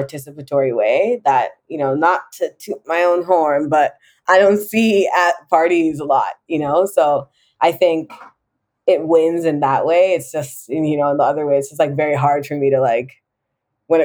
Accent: Jamaica; being Jamaican

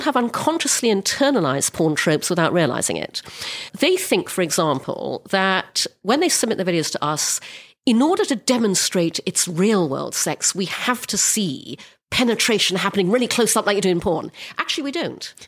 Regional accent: Brunei; I grew up in Brunei, which is an Orthodox Muslim country

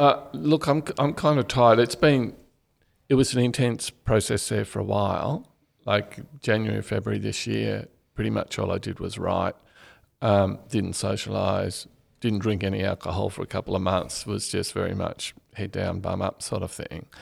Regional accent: Canberra, Australian Capital Territory, Australia; also born or lived in Bathurst; I grew up in Canberra, so it's a kind of the definition of a boring childhood

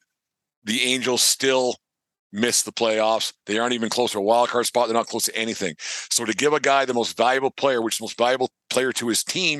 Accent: Southern Alberta, Canada; where I grew up in Southern Alberta

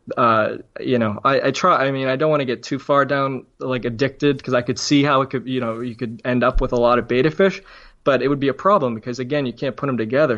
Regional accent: Braintree, Massachusetts, United States; also born or lived in Cambridge, Massachusetts; I grew up in Braintree, Massachusetts, which is, again, just south of, it's a suburb of Boston, just south.

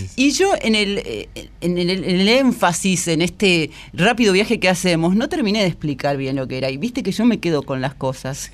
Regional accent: Argentina; somos argentinos

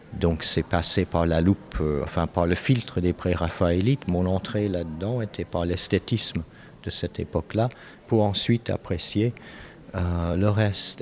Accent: Canada; moved away as an adult; also born or lived in Europe; j'ai grandi au Canada

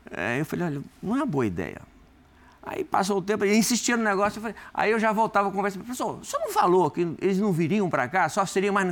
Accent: Rio Grande do Norte, Brazil; also born or lived in Espírito Santo; Bom, sou do Rio Grande do Norte, nascido lá. Nunca perdi o, o, a, a, a, ligação com, com o Nordeste, né?

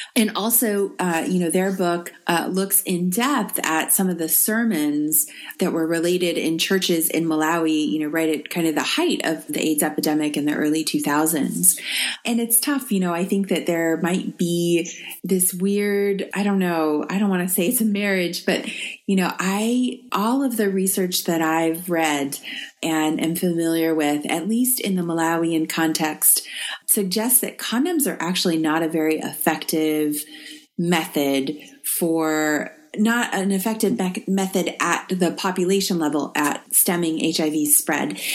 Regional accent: United States

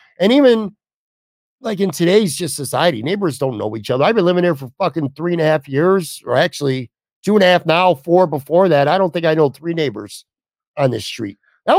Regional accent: New York, United States; I didn't bounce around. I grew up on the West Side here as we wrap up. My favorite thing about it is it seems like you knew your neighbors well. Everybody knew everybody.

